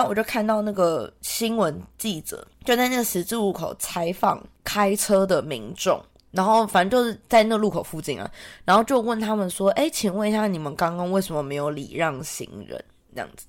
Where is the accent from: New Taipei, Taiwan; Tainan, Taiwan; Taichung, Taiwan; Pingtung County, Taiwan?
New Taipei, Taiwan; moved away as an adult; now in Australia; 我本人真的是在台北生活了快三十年